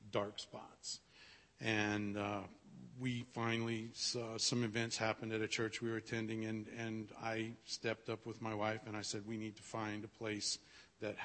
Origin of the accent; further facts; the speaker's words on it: Louisiana, United States; moved away as an adult; now in Nebraska, United States; We moved into Nebraska from Louisiana. I was born and raised there